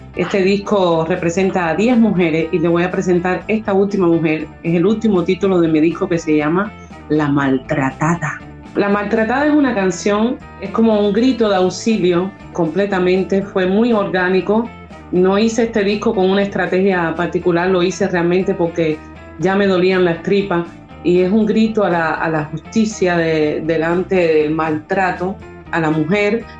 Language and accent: Spanish; Cuba; now in Paris, France; Soy una artista cubana, flautista y cantante. Vivo en París desde hace muchos años